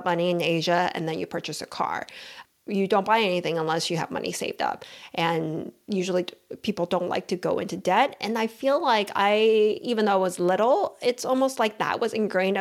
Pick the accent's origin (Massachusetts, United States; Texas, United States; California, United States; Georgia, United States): Texas, United States; Houston; also born or lived in Taiwan; I moved to Houston when I was 9 years old